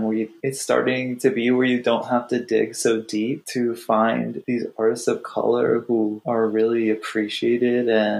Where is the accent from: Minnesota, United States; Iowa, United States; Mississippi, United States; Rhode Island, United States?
Iowa, United States; also born or lived in Wisconsin; growing up in Iowa and Wisconsin